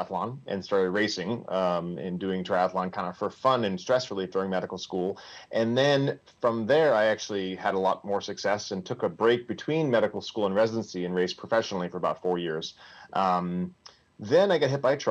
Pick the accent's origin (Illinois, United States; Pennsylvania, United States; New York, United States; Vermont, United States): Vermont, United States; moved away; I'm originally from Vermont. I grew up there, went to a small undergraduate school up there.